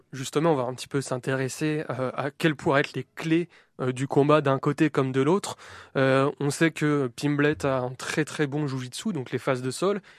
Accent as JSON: {"language": "French", "country": "France", "accent": "French", "said": "mon accent français euh, bien dégueulasse"}